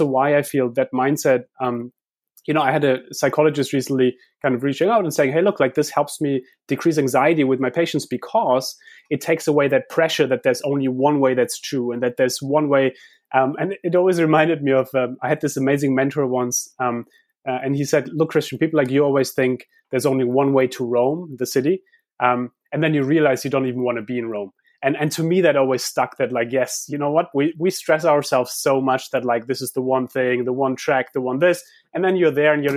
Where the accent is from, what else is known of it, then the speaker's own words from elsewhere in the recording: Heidelberg, Baden-Württemberg, Germany; moved away; I grew up in Heidelberg where we have this philosopher's way